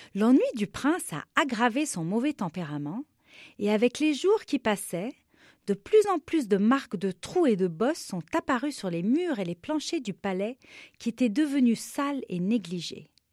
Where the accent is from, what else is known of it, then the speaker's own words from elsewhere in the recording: Beirut, Beirut Governorate, Lebanon; je suis libanaise, je suis née à Beyrouth, au Liban, et j'avais 7 ans seulement quand la guerre a commencé dans mon pays